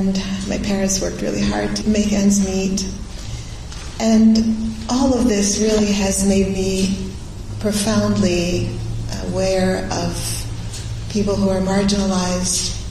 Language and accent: English; Beirut, Beirut Governorate, Lebanon; moved away; also born or lived in Syria; I was actually born in Syria. Then when I was a baby, we moved to Lebanon, to Beirut, and I had my childhood